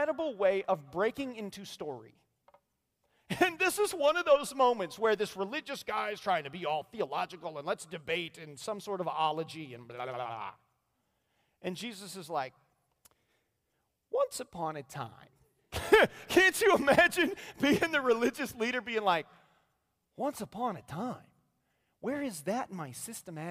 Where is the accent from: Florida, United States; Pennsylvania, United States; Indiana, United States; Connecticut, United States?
Indiana, United States; now in Fort Myers, United States; I'm from Indiana